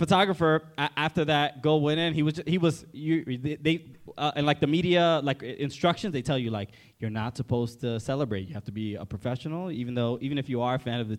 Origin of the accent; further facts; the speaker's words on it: New York, United States; we are from New York